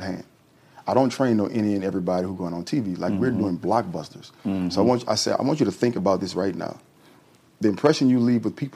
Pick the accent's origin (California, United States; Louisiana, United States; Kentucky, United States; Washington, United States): Louisiana, United States; New Orleans; growing up in New Orleans when I was young